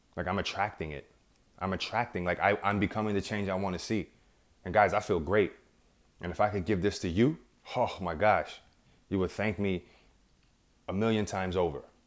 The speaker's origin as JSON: {"language": "English", "region": "New York", "country": "United States", "said": "I'm from New York"}